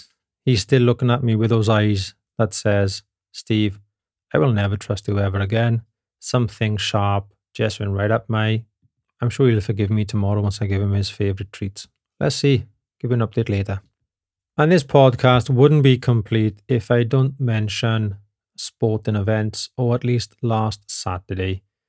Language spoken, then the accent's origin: English; Wales, United Kingdom; now in Germany; They all giggle because they know I'm from Britain, right? And I think they pretty much say, "Oh, it's the crazy Welsh guy again."